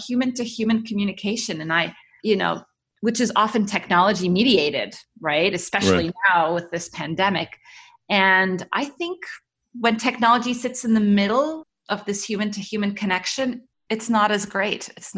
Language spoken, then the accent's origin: English; Cairo, Cairo Governorate, Egypt; also born or lived in Middle East; So I was born in Cairo. My parents are, I mean, we're Egyptian, and my parents worked in the Middle East. So I grew up around the Middle East.